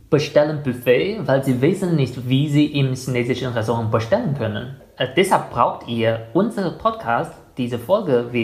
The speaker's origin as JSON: {"language": "German", "country": "Germany", "said": "Ich finde, als ein Deutscher, der schon sehr viel von der chinesischen Küche kennt"}